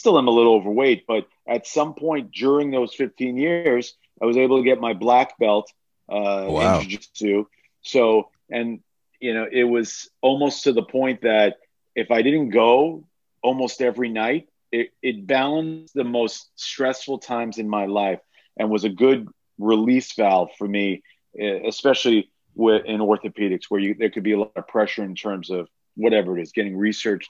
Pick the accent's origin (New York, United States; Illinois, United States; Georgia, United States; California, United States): New York, United States; also born or lived in Alabama; We're from New York